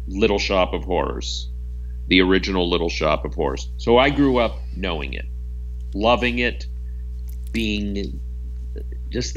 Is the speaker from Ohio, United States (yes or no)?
yes; Canton, Ohio, United States; Grew up in Canton, Ohio